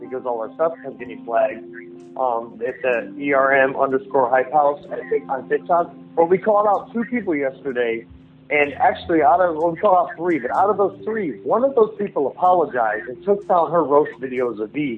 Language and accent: English; Northeast Ohio, United States; I'm from Northeast Ohio.